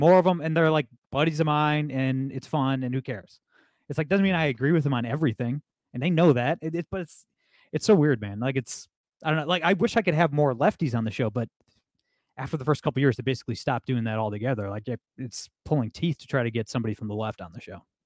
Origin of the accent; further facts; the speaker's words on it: Toledo, Ohio, United States; I'm from Toledo, Ohio